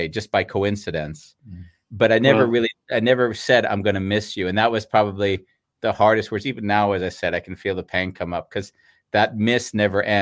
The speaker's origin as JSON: {"language": "English", "area": "San Fernando Valley", "region": "California", "country": "United States", "tie": "born or raised there", "moved": "as an adult"}